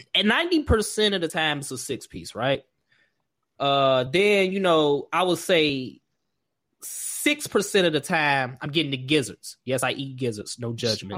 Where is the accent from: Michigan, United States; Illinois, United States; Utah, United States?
Illinois, United States; Markham; Growing up in Markham